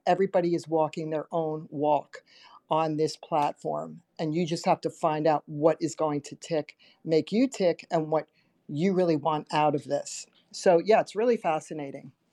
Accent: New York, United States; now in Pennsylvania, United States; as a little girl, we grew up in New York, and I would go to Broadway shows

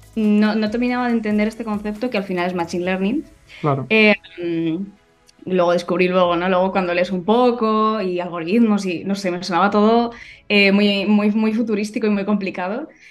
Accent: Madrid, Community of Madrid, Spain; also born or lived in Germany; yo nací en Madrid y casi siempre he vivido en Madrid.

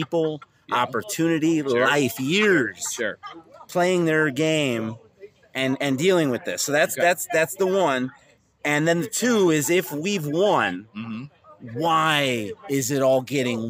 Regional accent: Pittsburgh, Pennsylvania, United States; I'm from the Steel City here

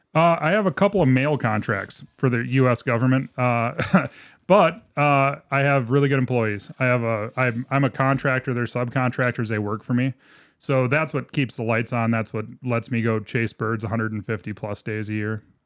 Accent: Minot, North Dakota, United States; born and raised Minot, North Dakota

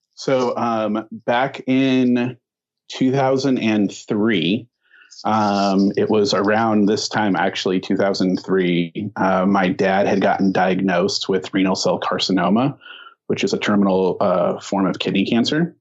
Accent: Azusa, California, United States; also born or lived in Inland Empire, California; now in San Dimas, United States; I uh, am born and raised Southern California in this area. I grew up in Azusa, so just down the road here.

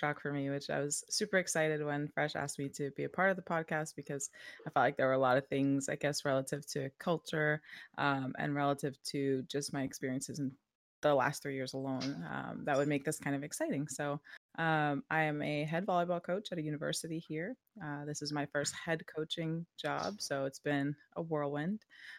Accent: Long Island, New York, United States; moved away as an adult; also born or lived in Buffalo, New York; now in Columbus, Mississippi, United States; Hi. I am originally born and raised in New York. I was born in the city, and then I was raised out in the suburbs of Long Island. I lived there for all of my life up until 3 years ago, so October of 2016, when I moved to Columbus, Mississippi, for a job opportunity.

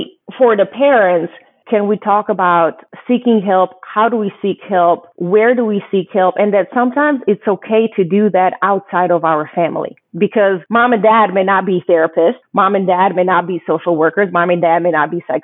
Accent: Croatia; now in United States; growing up in Croatia

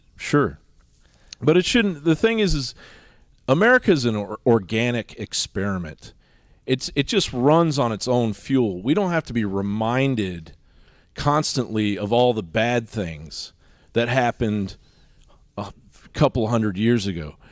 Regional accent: Washington, District of Columbia, United States; also born or lived in Eastern Kentucky; now in Austin, United States; I grew up in Washington, D C

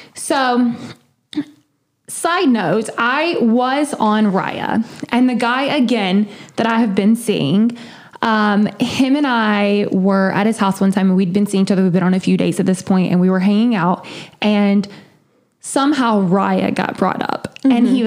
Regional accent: South Carolina, United States; I'm from the South. I'm from South Carolina, and I'm a Clemson fan

